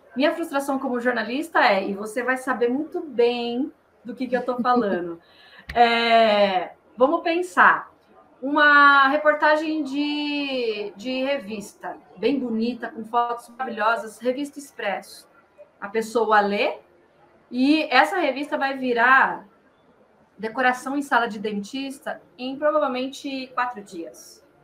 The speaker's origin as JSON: {"language": "Portuguese", "region": "interior of São Paulo", "country": "Brazil", "accent": "caipira", "moved": "as an adult", "lives_now": "São Paulo, Brazil", "said": "eu sou do interior de São Paulo, sou caipira com orgulho."}